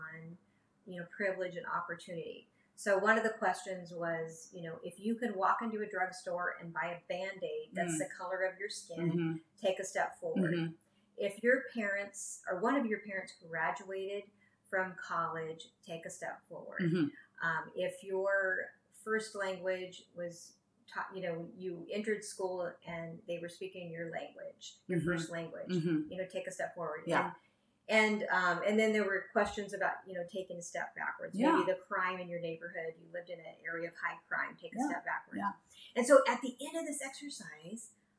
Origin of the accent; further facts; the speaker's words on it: San Francisco Bay Area, California, United States; I grew up in the San Francisco Bay Area in a really diverse culture environment.